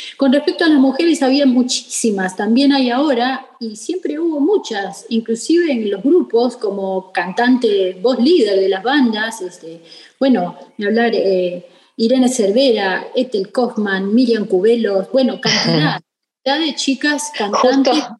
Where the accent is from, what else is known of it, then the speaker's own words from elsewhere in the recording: Rosario, Santa Fe, Argentina; Siendo rosarina